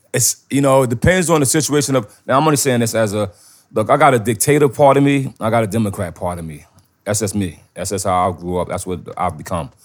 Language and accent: English; New York, United States; I'm from New York